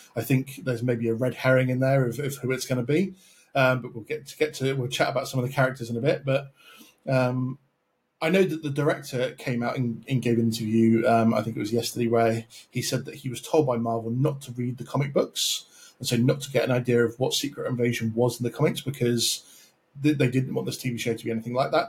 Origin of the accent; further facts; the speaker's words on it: United Kingdom; I'm British myself